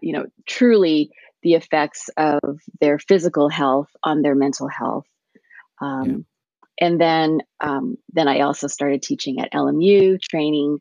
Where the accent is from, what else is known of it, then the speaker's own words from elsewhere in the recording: Montebello, California, United States; English is a second language; East Los Angeles, I grew up in Montebello